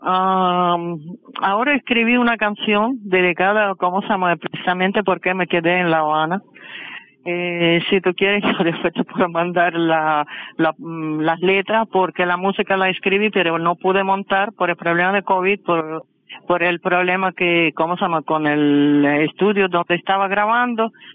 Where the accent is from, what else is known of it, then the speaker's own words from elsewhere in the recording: Kursk, Kursk Oblast, Russia; Spanish is a second language; moved away as an adult; now in Havana, Cuba; Nací en Rusia, ciudad Kursk